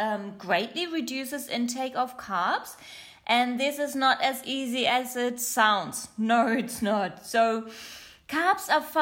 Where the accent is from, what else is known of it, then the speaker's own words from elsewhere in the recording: Germany; accent: German; first language German; English is a second language; also born or lived in Australia; my mother language is German, not English, but I used to live in Australia. Hello to everyone in Australia, to all my listeners there. And, you're pretty, yeah, hear my weird accent. It's quite German, it's a little bit of something else and a little bit of English.